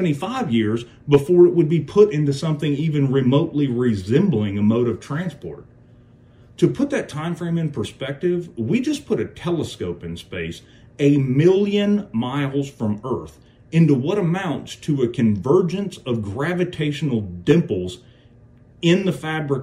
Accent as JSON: {"language": "English", "region": "Kentucky", "country": "United States", "said": "I'm from Kentucky, we have our own language here."}